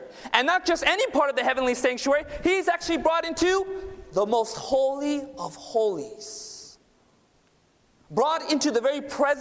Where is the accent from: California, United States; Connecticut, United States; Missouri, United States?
California, United States; Southern; I was born and raised down in Southern California. My parents immigrated from India